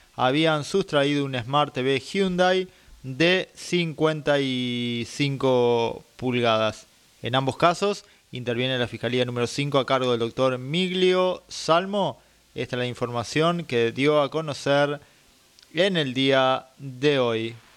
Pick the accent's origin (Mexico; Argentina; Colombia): Argentina; Dolores, Buenos Aires Province